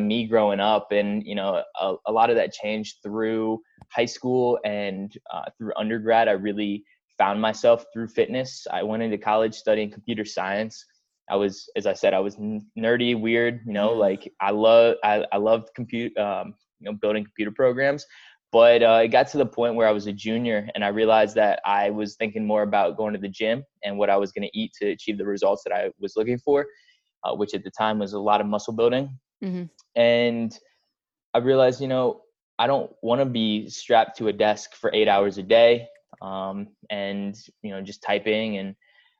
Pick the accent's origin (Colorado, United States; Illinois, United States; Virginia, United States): Virginia, United States; I grew up, I'm from Virginia.